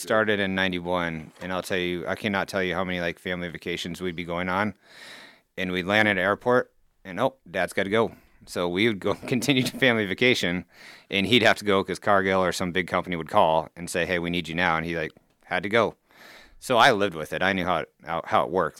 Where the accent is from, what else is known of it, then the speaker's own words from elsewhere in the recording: Council Bluffs, Iowa, United States; Council Bluffs, born and raised here